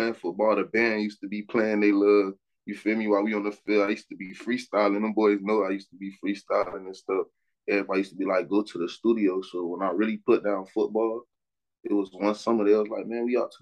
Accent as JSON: {"language": "English", "town": "Miami", "region": "Florida", "country": "United States", "tie": "born or raised there", "moved": "as an adult", "lives_now": "Atlanta, United States", "said": "growing up in Miami"}